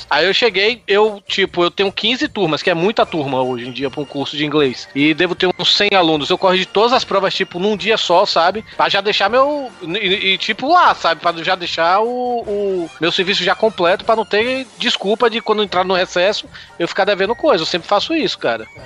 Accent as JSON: {"language": "Portuguese", "region": "Bahia", "country": "Brazil", "said": "sou eu baiano, sempre, né, velho?"}